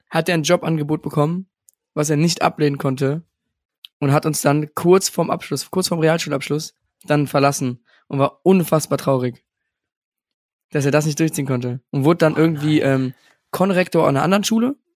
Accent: Alfter, North Rhine-Westphalia, Germany; An die Alfterer. Das ist das Dorf, wo ich herkomme.

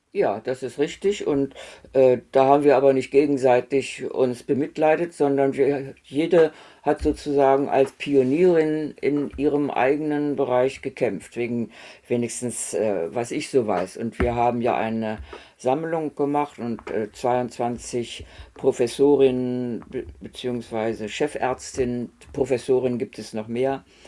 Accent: Göttingen, Lower Saxony, Germany; moved away as an adult; also born or lived in Erfurt; ich bin in Göttingen aufgewachsen

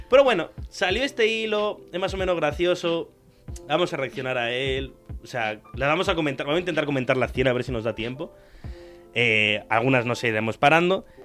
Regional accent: Tarragona, Catalonia, Spain; yo soy de Tarragona. También he hecho cosas en catalán como yo, somos muy parecidos.

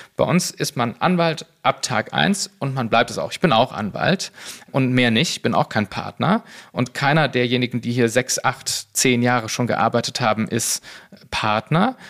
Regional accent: Cologne, North Rhine-Westphalia, Germany; now in Berlin, Germany; ich bin äh, Kölner und Rheinländer

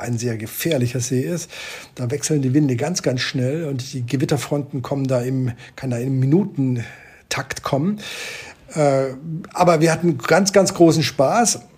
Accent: Germany; moved away; Ich bin ein Kind des Bodensees

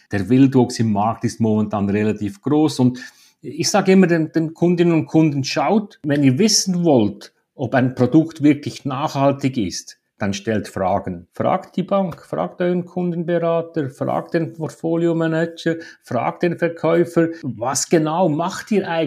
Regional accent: Switzerland; Ich glaube, die Regulation bei uns in der Schweiz, insbesondere von der Bankenaufsicht, die zielt in diese Richtung, oder?

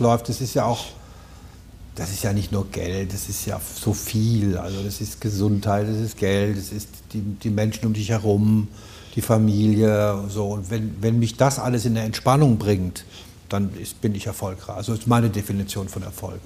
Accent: Rhineland-Palatinate, Germany; accent: Palatine; now in Berlin, Germany; Ich bin als Pfälzer bin ich im Wald sozusagen mehr oder weniger im Wald aufgewachsen

